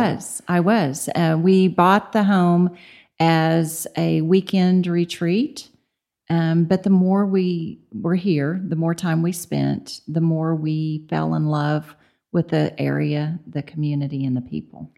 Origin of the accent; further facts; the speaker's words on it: Tulsa, Oklahoma, United States; moved away as an adult; now in Amarillo, United States; I'm from Tulsa